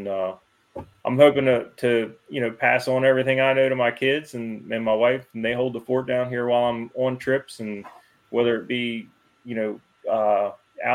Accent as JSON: {"language": "English", "town": "Woodsboro", "country": "United States", "tie": "born or raised there", "said": "I grew up in Woodsboro, not too far from here"}